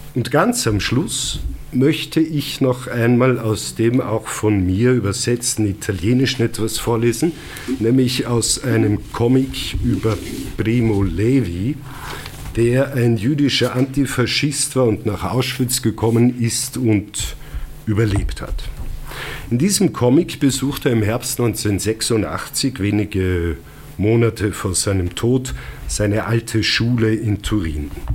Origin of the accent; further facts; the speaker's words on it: Lungau, Salzburg, Austria; accent: Lungau dialect; first language Lungau dialect (Bavarian German); in meiner Muttersprache geschrieben, also auf Lungarisch